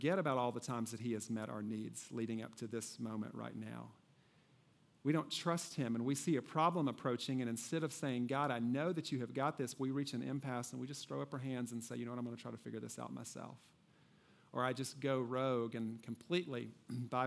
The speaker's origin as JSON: {"language": "English", "region": "Kentucky", "country": "United States", "tie": "born or raised there", "said": "I grew up in Kentucky"}